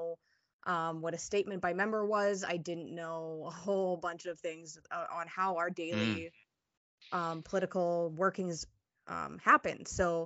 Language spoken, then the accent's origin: English; Northern Saskatchewan, Canada; I am from Northern Saskatchewan. My nation is in Southern Saskatchewan